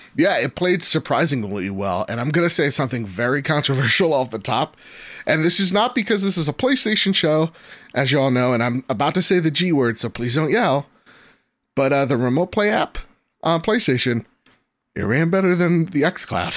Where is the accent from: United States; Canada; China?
United States; New Jersey; I'm from Jersey.